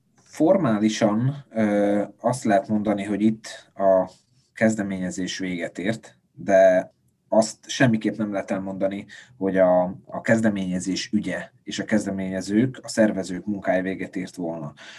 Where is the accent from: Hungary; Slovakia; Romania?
Slovakia; Felvidék; felvidéki magyarként